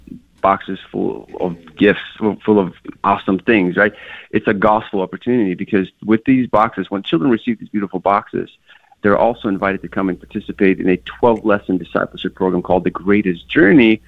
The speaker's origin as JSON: {"language": "English", "region": "Kyiv", "country": "Ukraine", "tie": "born or raised there", "moved": "yes", "said": "I grew up in Kiev, and in our neighborhood, we only had one soccer ball"}